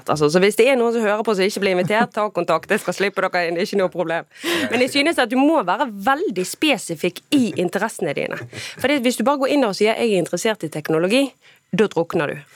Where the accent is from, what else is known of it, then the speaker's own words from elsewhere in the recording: Bergen, Vestland, Norway; Og som bergenser er det mye på bergensk som høres ut som banning, men som egentlig er nærmest kjærlighetserklæringer.